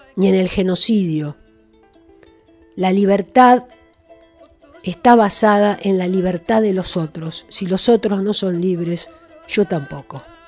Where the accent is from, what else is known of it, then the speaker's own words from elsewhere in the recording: Argentina; que somos nosotros, los argentinos, los nacidos en esta tierra